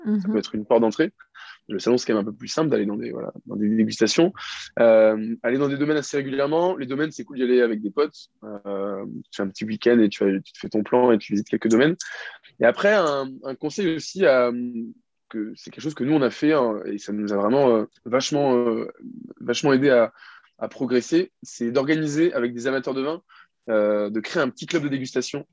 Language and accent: French; France; je suis français